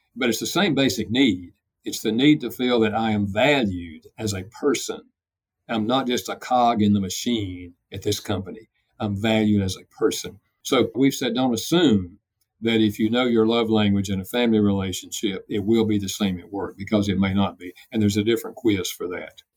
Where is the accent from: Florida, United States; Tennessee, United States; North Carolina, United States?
North Carolina, United States; I'm from North Carolina, so I have a dialect